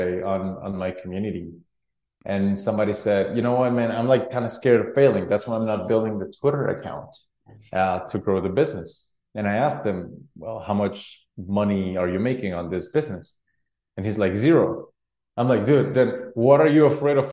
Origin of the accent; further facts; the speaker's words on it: Guatemala; born and raised in Guatemala